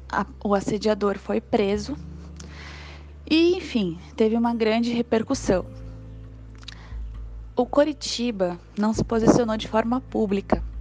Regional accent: Curitiba, Paraná, Brazil; tenho 24 anos, sou de Curitiba, Paraná

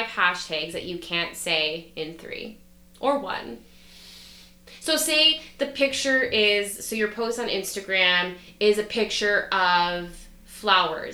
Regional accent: Canada; we're so Canadian

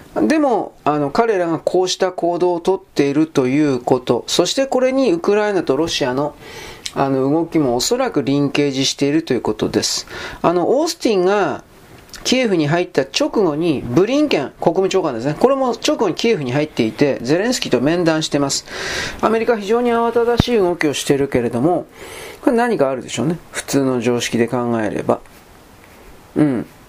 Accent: Japan; 僕たち日本人

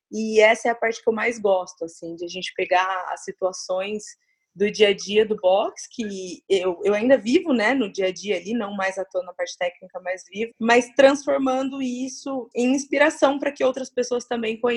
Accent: Uberlândia, Minas Gerais, Brazil; eu nasci em Uberlândia, Minas Gerais, sou mineira, apesar de ter morado muito pouco tempo lá.

